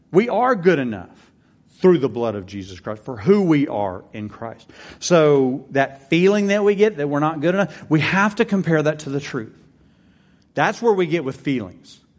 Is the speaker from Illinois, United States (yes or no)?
no; Texas, United States; I'm a Texan. I love Texas.